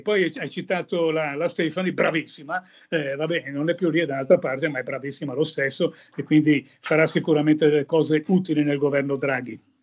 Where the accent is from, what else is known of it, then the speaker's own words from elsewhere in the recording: Milan, Lombardy, Italy; io sono nato e vissuto a Milano